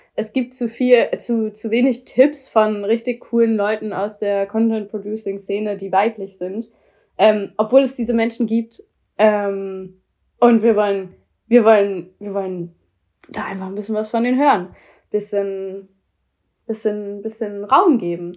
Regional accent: Hamburg, Germany; Ich komme aus Hamburg.

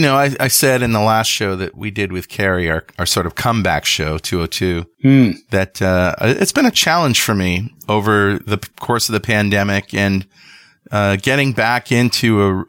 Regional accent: United States; from the United States.

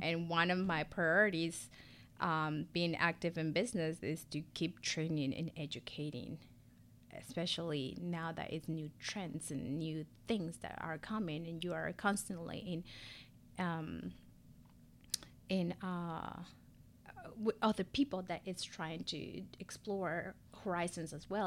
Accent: Ecuador; English is a second language; moved away as an adult; also born or lived in San Diego, California; now in Charlotte, United States; born and raised Ecuadorian. I moved to the U S, um, about fifteen years ago

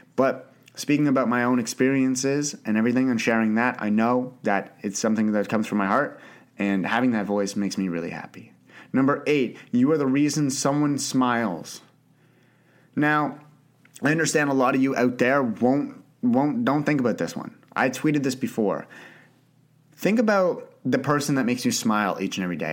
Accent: Canada; also born or lived in Ottawa, Canada; I grew up in Canada. I live in Ottawa, Canada

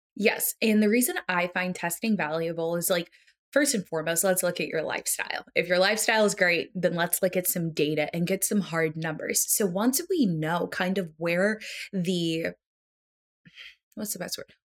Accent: United States; as an American

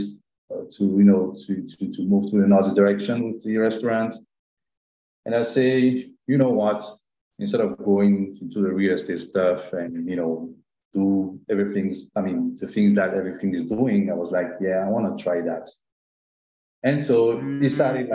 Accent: Abidjan, Côte d’Ivoire; moved away as an adult; also born or lived in France / Toronto, Canada; now in Montreal, Canada; Côte d'Ivoire from my home country

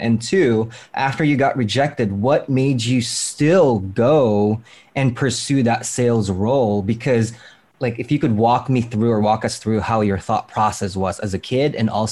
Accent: Philippines; growing up in the Philippine Islands, I was like 8 or 9

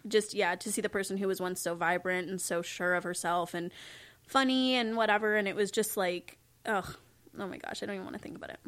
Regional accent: Kelowna, British Columbia, Canada; also born or lived in Saskatoon; Kelowna, which is where I grew up

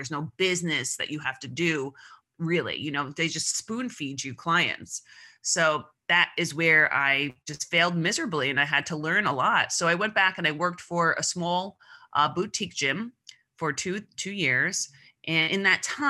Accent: Long Island, New York, United States; I grew up on Long Island

